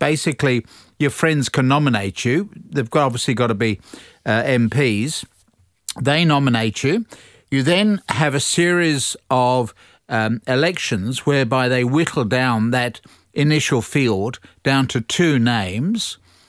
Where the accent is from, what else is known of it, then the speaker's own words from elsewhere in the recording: United Kingdom; moved away; when I was growing up in Great Britain